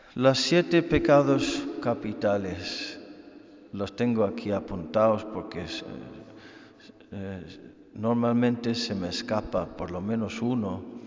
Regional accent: Ireland; moved away; yo, siendo irlandés, soy experto en la lluvia

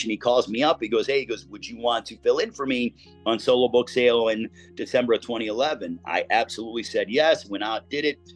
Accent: Chicago, Illinois, United States; I grew up in Chicago, late 80s, early 90s. So I grew up watching Michael Jordan every night

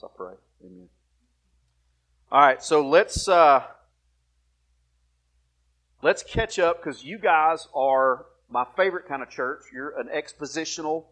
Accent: Alabama, United States; accent: redneck; moved away; I'm originally from Alabama

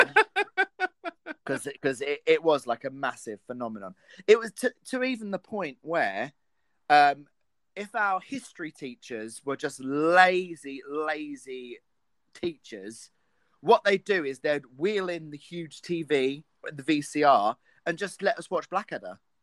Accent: United Kingdom; I am a British person

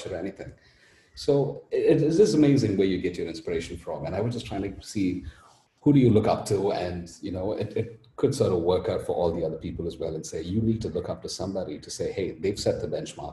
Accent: India; also born or lived in Australia / France / Dubai; I'm Indian

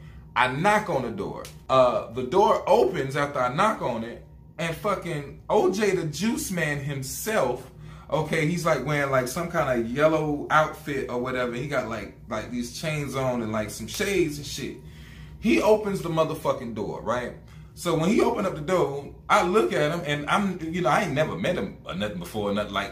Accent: the South, United States; I'm from the South

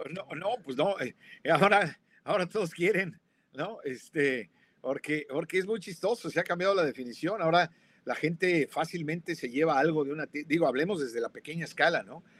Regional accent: Mexico City, Mexico; yo crecí en la Roma, en la Ciudad de México

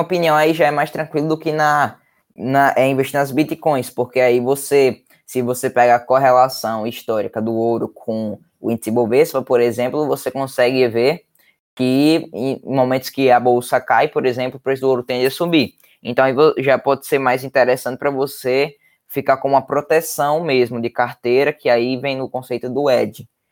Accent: Natal, Rio Grande do Norte, Brazil; eu tenho 13 anos, é, eu sou de Natal, do Rio Grande do Norte

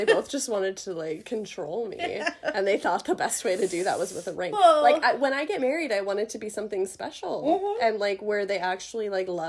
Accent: Minnesota, United States; also born or lived in Oregon; I'm from a small town in Minnesota, and then I'm also now from the cities in Minnesota.

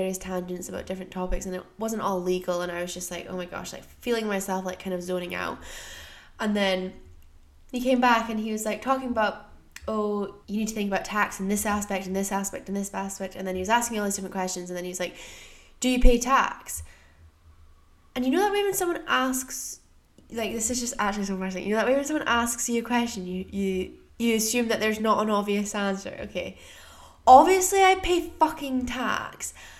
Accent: United States; born there; I was born in the States, so I have some tax responsibilities in the US

